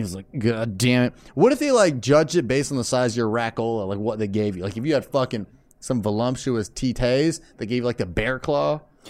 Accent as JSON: {"language": "English", "town": "Camarillo", "region": "California", "country": "United States", "tie": "born or raised there", "said": "I was reminiscing on my hometown recently, the illustrious Camarillo, California, where legends are born, as one may say."}